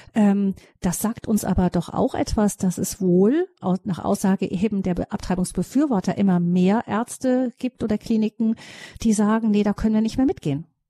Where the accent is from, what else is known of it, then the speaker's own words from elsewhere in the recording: Germany; bei uns in Deutschland